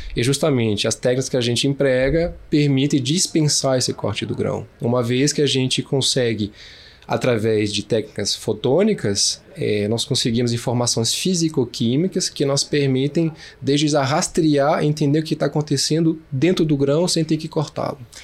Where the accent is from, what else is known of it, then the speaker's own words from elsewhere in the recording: Brasília, Federal District, Brazil; Eu sou de Brasília, nascido em Brasília, de mãe francesa e pai carioca